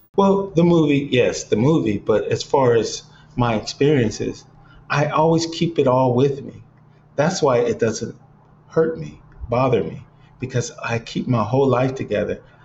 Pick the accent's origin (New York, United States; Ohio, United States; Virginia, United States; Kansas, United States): Ohio, United States; Cleveland; now in Los Angeles, United States; growing up in Cleveland